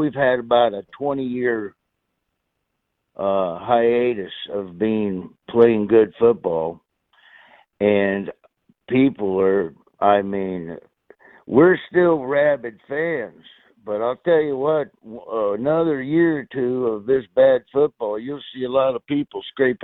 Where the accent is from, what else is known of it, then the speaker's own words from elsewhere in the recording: Florida, United States; then when I was a kid, then about, I moved to Florida, and then after they won that Super Bowl there in the 80s, well, you couldn't really wear Raider gear where I grew up in Florida